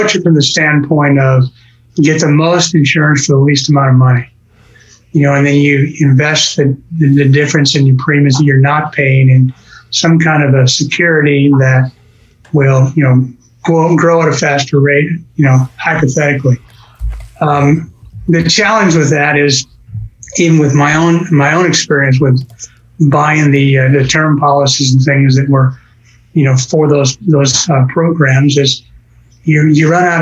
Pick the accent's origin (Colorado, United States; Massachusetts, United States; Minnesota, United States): Colorado, United States; now in Tulsa, United States; I grew up in Colorado.